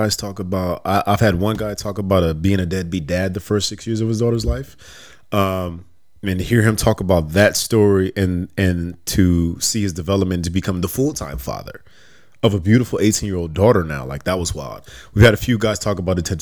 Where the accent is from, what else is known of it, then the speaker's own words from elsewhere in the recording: Las Vegas, Nevada, United States; now in Los Angeles, United States; I'm born and raised in Las Vegas.